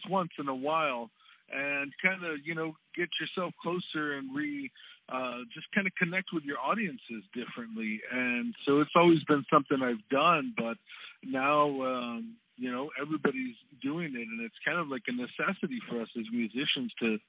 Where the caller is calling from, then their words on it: Tucson, Arizona, United States; All the way from beautiful Tucson, Arizona, man.